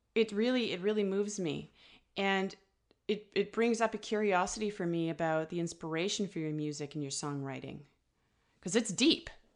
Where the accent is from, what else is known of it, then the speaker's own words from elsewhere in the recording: Ottawa, Ontario, Canada; moved away as an adult; also born or lived in north of Vancouver, British Columbia; now in British Columbia, Canada; I'm originally from Ottawa